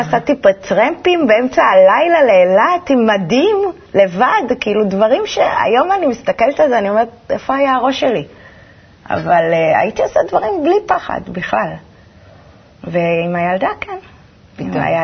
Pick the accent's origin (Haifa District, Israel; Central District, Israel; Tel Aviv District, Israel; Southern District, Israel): Tel Aviv District, Israel; Holon; also born or lived in Petah Tikva; גדלתי בחולון. גדלתי בחולון. נולדתי בפתח תקווה, בלינסון, וכל החיים בחולון